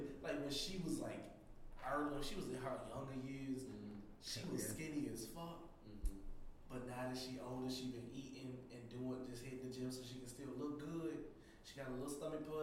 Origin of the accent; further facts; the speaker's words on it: Atlanta, Georgia, United States; I'm from Atlanta.